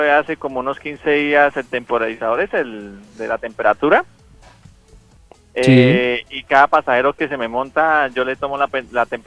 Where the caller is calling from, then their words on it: Bucaramanga, Santander, Colombia; yo soy taxi acá de Bucaramanga